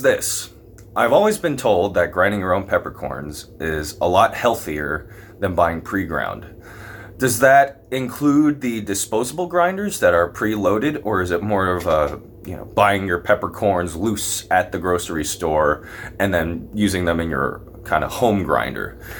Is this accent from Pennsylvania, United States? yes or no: yes; Lehigh Valley, Pennsylvania, United States; I'm also a Pennsylvania native. I'm, I'm from the Lehigh Valley